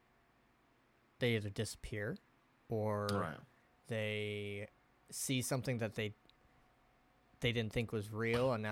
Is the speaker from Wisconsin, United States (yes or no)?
no; Oregon, United States; growing up in Oregon